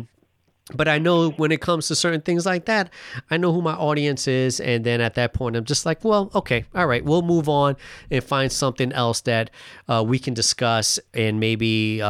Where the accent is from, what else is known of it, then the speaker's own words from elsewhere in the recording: New York City, New York, United States; now in Seattle, United States; I was born and raised in New York City